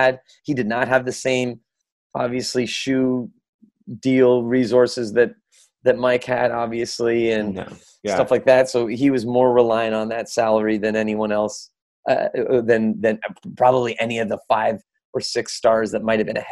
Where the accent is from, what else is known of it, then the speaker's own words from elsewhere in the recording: Canada; for myself as a Canadian